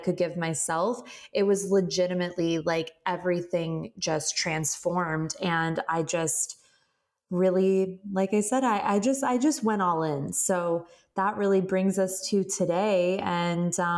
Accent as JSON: {"language": "English", "town": "Phoenix", "region": "Arizona", "country": "United States", "tie": "born or raised there", "moved": "as an adult", "lives_now": "Southern California, United States", "said": "I'm born and raised in Phoenix, Arizona. I've lived in Southern California since I was about 18 years old"}